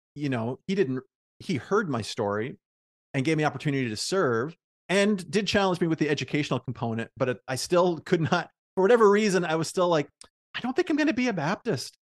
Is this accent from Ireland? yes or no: no; Prince Edward Island, Canada; moved away; also born or lived in Oxford; I'm from Prince Edward Island, and I never thought I'd move back